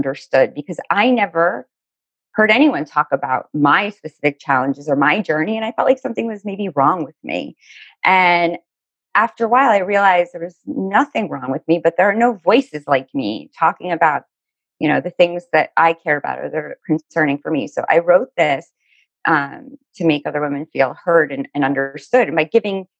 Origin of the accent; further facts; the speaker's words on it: Miami, Florida, United States; now in New Jersey, United States; I'm originally from Miami, Florida